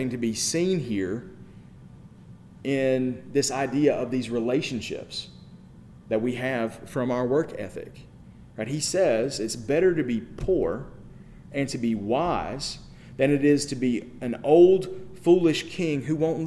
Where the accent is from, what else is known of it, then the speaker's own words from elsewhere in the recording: United States; We are American